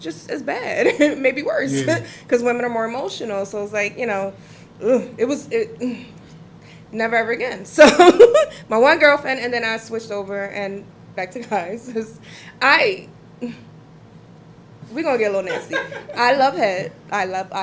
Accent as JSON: {"language": "English", "town": "Philadelphia", "region": "Pennsylvania", "country": "United States", "tie": "born or raised there", "said": "I grew up in Uptown"}